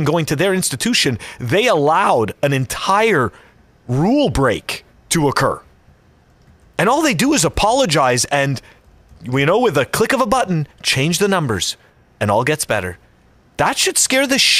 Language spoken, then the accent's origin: English; Canada; moved away; I am still a Canadian resident